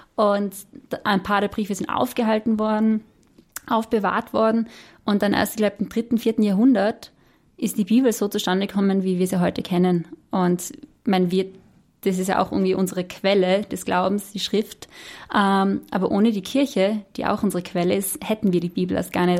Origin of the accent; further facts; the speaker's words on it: Austria; als Österreicherin